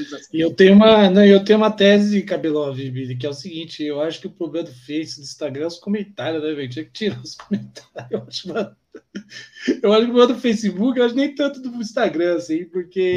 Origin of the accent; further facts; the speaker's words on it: Guarulhos, São Paulo, Brazil; nós somos periférico de Guarulhos